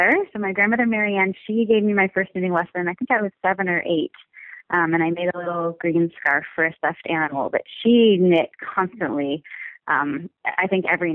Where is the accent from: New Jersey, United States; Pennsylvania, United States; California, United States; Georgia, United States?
California, United States; Southern California coast, United States; I grew up on the Southern California coast